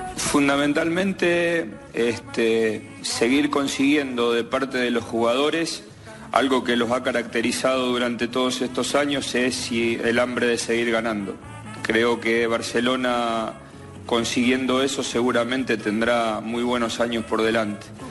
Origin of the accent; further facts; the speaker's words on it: Rosario, Santa Fe, Argentina; moved away; somos de Rosario